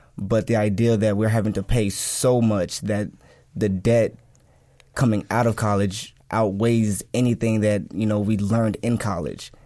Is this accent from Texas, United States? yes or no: yes; Dallas, Texas, United States; I grew up in Pleasant Grove